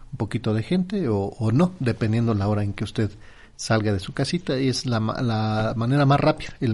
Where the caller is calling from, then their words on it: Naucalpan, State of Mexico, Mexico; Yo soy de Naucalpan, Toreo, Cuatro Caminos, muchas gracias.